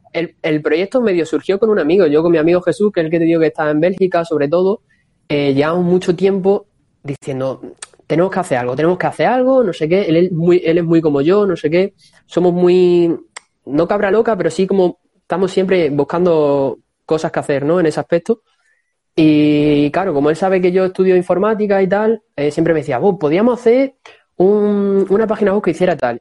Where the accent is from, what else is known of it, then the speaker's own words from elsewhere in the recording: Don Benito, Extremadura, Spain; moved away as an adult; now in Cáceres, Spain; soy de Don Benito, que actualmente estoy en Cáceres